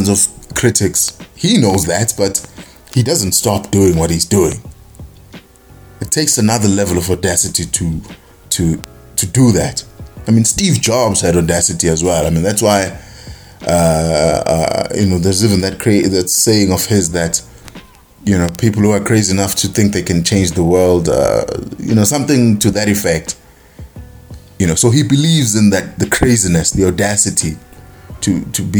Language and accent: English; South Africa; I'm a South African.